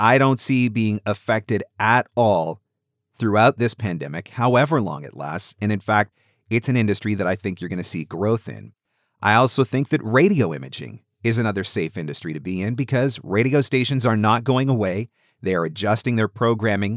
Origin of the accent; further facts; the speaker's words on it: Canada; being a Canadian